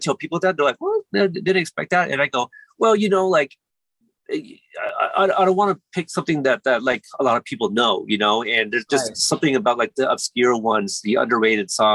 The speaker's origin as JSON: {"language": "English", "town": "Portland", "region": "Oregon", "country": "United States", "tie": "born or raised there", "also_born_or_lived": "Corpus Christi, Texas", "said": "I was born in Texas, but I grew up in Portland, Oregon"}